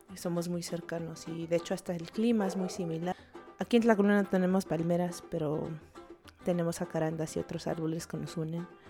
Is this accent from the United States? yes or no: yes; Los Angeles, California, United States; crecí en Los Ángeles, en la playa de Venice Beach, ah, de padres migrantes de Tlaculula de, Matamoros